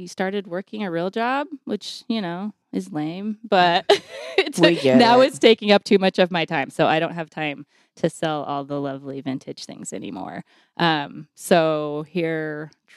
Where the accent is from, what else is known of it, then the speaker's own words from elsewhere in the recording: Idaho Falls, Idaho, United States; also born or lived in Boise, Idaho; I'm from Idle Falls